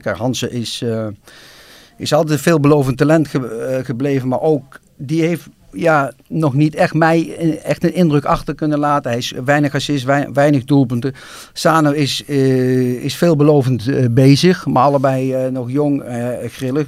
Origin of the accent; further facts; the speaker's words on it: Nijmegen, Gelderland, Netherlands; als Nijmegenaar